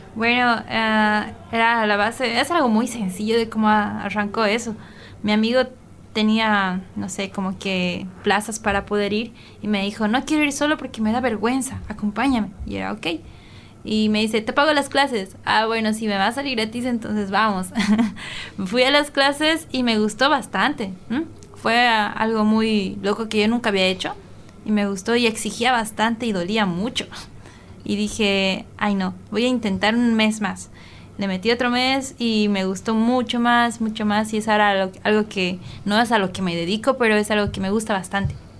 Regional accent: Bolivia; yo como boliviana

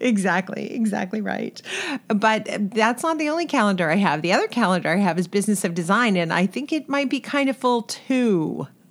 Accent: California, United States; accent: California; my California accent

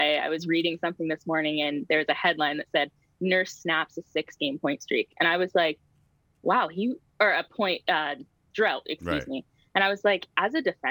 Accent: Hamilton, Ontario, Canada; I'm Hamilton through and through. I played hockey in Stony Creek, but I'm from the Hammer

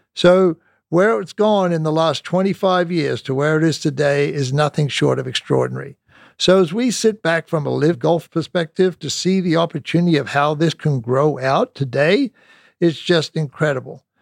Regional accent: Australia; moved away as an adult; I came from Australia

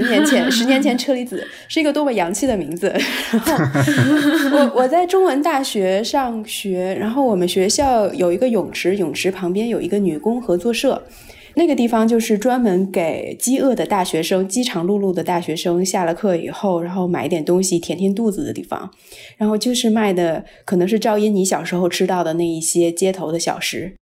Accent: northern China, China; also born or lived in Hong Kong; 因为我在北方长大，一直上完大学去香港念书，我真的是到了香港之后才开始真正的接触所谓的粤菜。

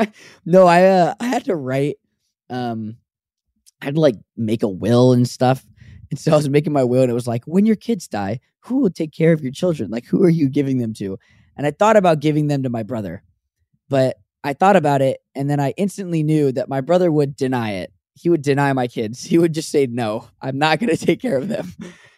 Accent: Anaheim, California, United States; also born or lived in Yorba Linda, California; I was born in Anaheim, right next to Disneyland.

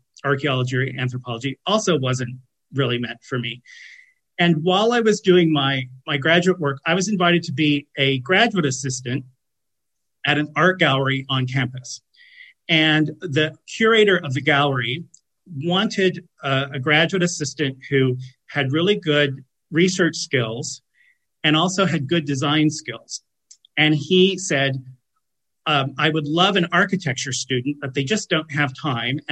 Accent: United States; I'm American

